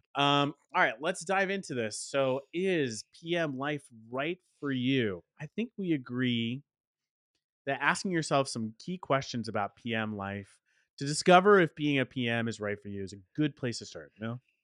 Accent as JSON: {"language": "English", "town": "Dallas", "region": "Texas", "country": "United States", "tie": "born or raised there", "said": "my hometown of Dallas, Texas"}